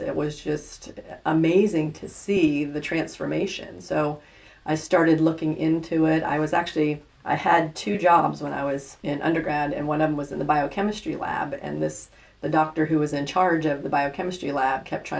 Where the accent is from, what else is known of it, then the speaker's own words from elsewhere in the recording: East Coast, United States; now in Salina, United States; I'm a transplant from the East Coast